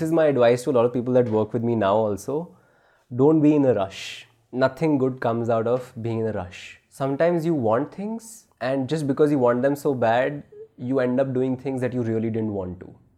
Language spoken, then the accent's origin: English; New Delhi, Delhi, India; also born or lived in New Zealand; I'm from Rajouri Garden